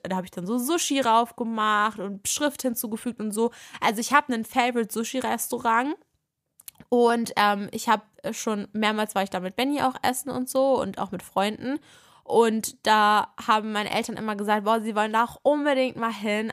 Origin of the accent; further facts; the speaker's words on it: Berlin, Germany; wir kommen ja aus Berlin, wir wohnen hier